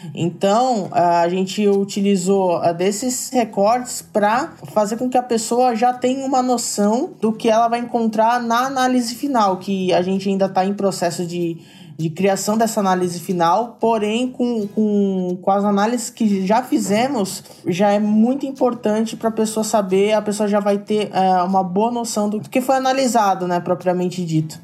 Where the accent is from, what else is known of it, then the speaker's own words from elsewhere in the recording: Santos, São Paulo, Brazil; now in São Paulo, Brazil; sou de São Paulo, sou, moro aqui, mas na verdade sou de Santos, eu sou caiçara